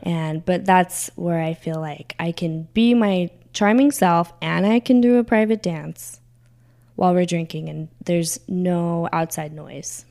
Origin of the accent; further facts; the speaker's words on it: California, United States; moved away as an adult; I grew up in California, but I didn't really get to experience Vegas because I left California when I was 18